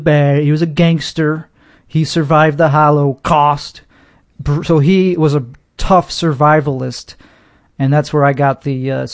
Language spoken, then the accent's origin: English; Brooklyn, New York, United States; I'm from Brooklyn, like Andrew Dice Clay.